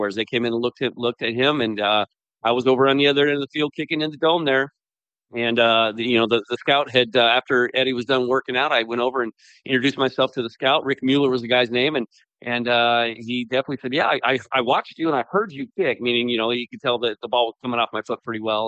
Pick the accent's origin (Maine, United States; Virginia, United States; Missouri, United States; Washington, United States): Washington, United States; Spokane; growing up in Spokane and just kind of knowing a lot about the Vandals as a kid